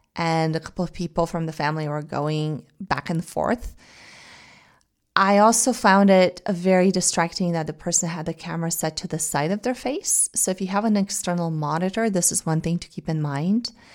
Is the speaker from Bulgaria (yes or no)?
yes; Bulgaria; English is a second language; now in United States; say I go back to Bulgaria, they ask me, they, they tell me I have an accent speaking in Bulgarian, at least for the first couple of days after I've arrived home